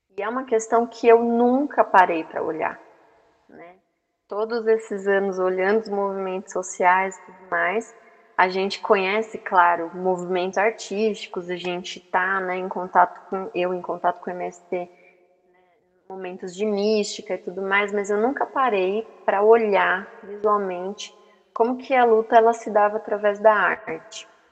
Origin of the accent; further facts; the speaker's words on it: Brazil; nós como brasileiros